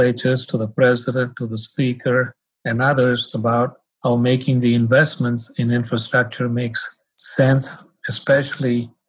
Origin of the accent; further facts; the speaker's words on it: Chennai, Tamil Nadu, India; moved away as an adult; also born or lived in Lubbock, Texas / Salt Lake City, Utah; now in United States; I was born and raised in India